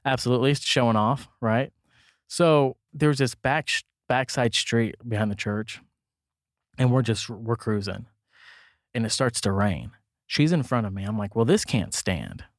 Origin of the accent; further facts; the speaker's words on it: Kansas City, Missouri, United States; I came from Van Horn, Kansas City School District